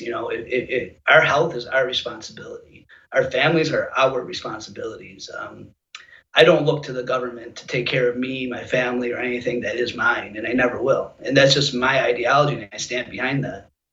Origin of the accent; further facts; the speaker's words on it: United States; I'm an American first